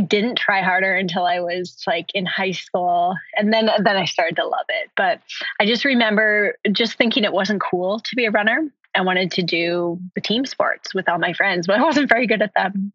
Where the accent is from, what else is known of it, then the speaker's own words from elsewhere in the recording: Minnesota, United States; I grew up in Minnesota